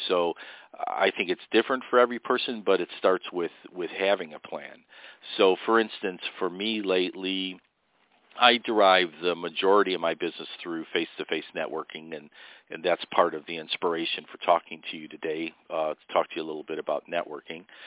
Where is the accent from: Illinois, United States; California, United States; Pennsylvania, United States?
Illinois, United States; Chicago; I grew up on the South Side, and I lived in the Pullman area for a while, which is a historic area of Chicago